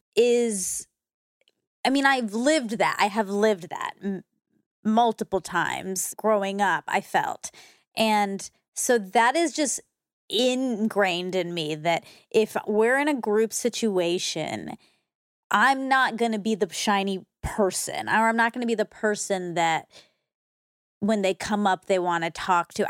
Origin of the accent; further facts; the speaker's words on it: Georgia, United States; growing up just being Indian and Georgia